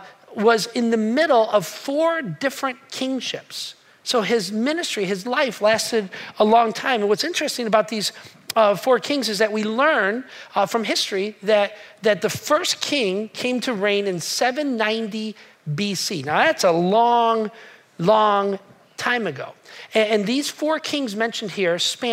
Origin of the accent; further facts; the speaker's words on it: United States; I'm an American and I am proud to be an American